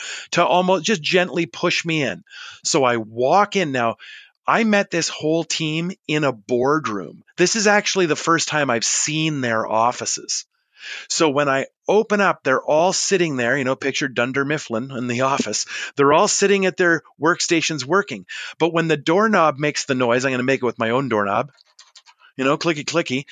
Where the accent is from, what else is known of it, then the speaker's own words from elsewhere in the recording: Canada; yeah, I am